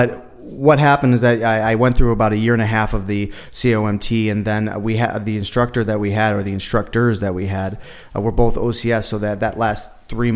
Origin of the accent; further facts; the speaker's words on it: Buffalo, New York, United States; moved away as an adult; now in Las Vegas, United States; I'm originally from Buffalo, New York, and I moved here to Vegas in 2014